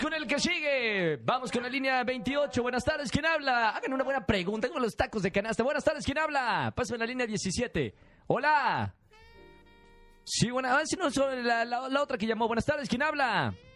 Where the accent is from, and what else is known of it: Mexico